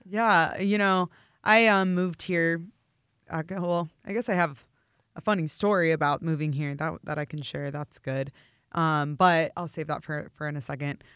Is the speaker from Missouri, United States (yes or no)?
yes; St. Louis, Missouri, United States; moved away as an adult; now in Los Angeles, United States; I am actually from Saint Louis, born and raised